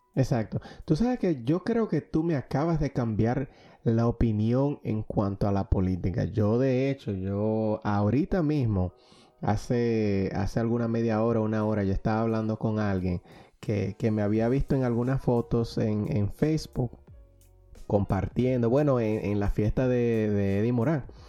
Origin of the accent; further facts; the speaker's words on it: Dominican Republic; now in Pennsylvania, United States; como diríamos en, Dominicana